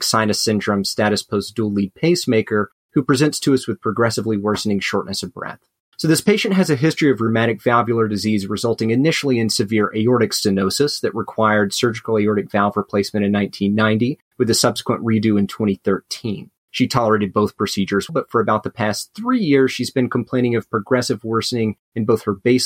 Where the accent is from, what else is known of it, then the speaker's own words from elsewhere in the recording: Alabama, United States; moved away as an adult; now in Atlanta, United States; I'm originally from Alabama. I did both my undergrad and med school there